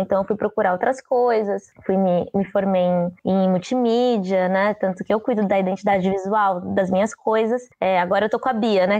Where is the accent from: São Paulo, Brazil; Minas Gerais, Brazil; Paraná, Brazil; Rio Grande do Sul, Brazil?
São Paulo, Brazil; also born or lived in Juazeiro, Bahia / Curaçá, Bahia; eu vim criança, né? para São Paulo. Tanto que, assim, eu ainda tenho um pouco do dialeto de casa, né? Falo algumas coisas que é muito de casa mesmo, mas o, o sotaque é muito daqui, porque eu acabei crescendo aqui, né?